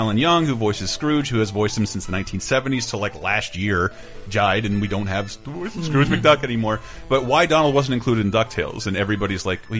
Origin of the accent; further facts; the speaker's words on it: the South, United States; Some reason, when growing up in the South, Tweety was adopted as the like official white trash overweight lady shirt.